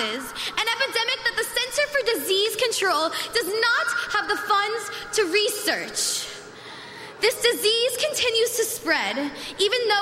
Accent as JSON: {"language": "English", "town": "Parkland", "region": "Florida", "country": "United States", "tie": "born or raised there", "said": "Parkland is my home"}